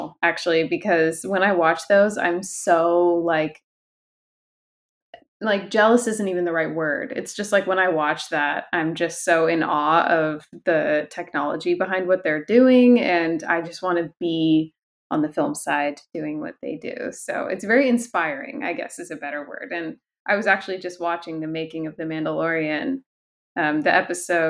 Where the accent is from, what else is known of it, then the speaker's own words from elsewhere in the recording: Seattle, Washington, United States; moved away; I'm from Seattle